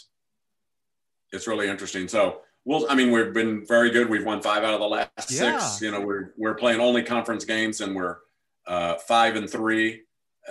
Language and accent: English; St. Louis, Missouri, United States; I'm from St. Louis area